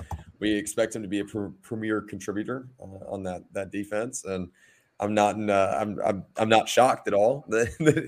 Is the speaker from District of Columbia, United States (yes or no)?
no; near Lilburn, Georgia, United States; Parkview High School in Lilburn, Georgia, adjacent to my hometown